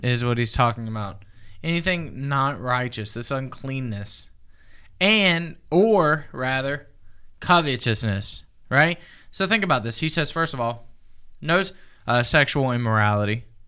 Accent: the South, United States; I'm from the South

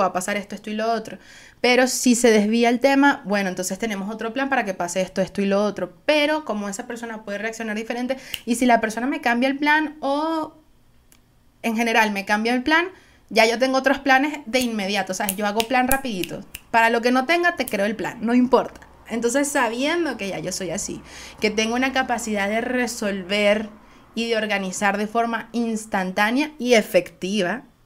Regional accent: Venezuela; soy venezolana

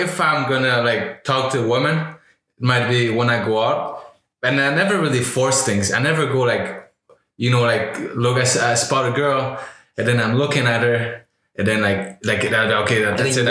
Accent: Quebec, Canada; from Quebec.

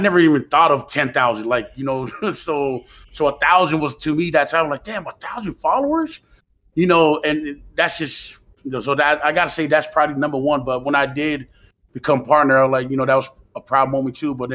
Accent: American Samoa; moved away; growing up in Manua

